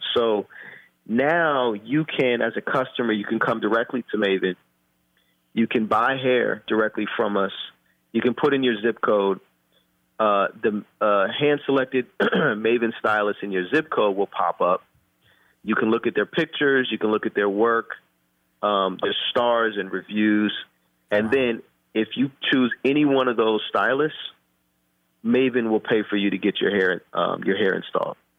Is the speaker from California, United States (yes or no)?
yes; Oakland, California, United States; also born or lived in Japan; I was born and raised in Oakland